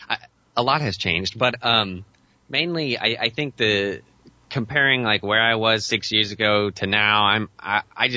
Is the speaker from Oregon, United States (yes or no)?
yes; Western Oregon, United States; I've been born and raised in Western Oregon